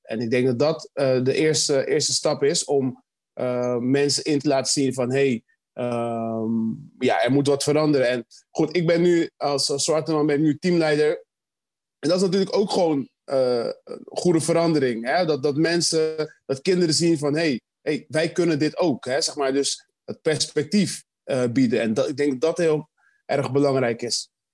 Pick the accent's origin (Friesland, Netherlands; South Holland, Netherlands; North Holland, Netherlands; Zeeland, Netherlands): South Holland, Netherlands; Rotterdam; als echte Rotterdammers